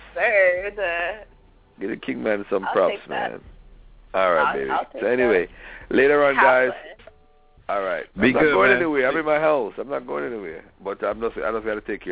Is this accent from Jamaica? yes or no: yes; Jamaica; I'm Jamaican